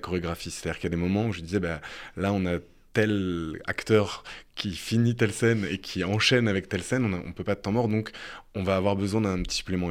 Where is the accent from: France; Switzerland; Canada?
France; en tant que Français